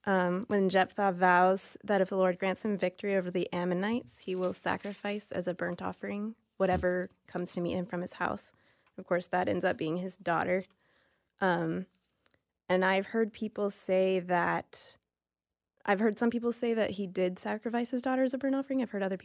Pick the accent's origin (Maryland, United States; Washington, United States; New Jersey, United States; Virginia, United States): Virginia, United States; Christiansburg; Yeah, I'm …. I'm originally from Christiansburg, Virginia.